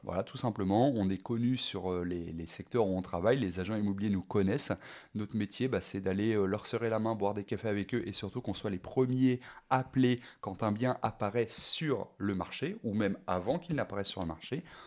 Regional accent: Rouen, Normandy, France; je suis originaire de Rouen

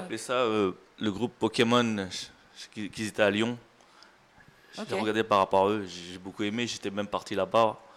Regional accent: Thailand; J'ai fait trois ans, je l'ai fait en France, et je suis parti chez moi en Thaïlande le faire.

